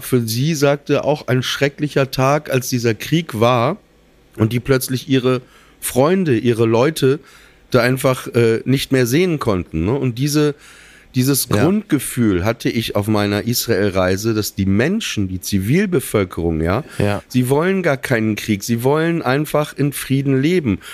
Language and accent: German; Germany; ich bin deutsch in erster Linie, aber meine Mutter kommt aus Russland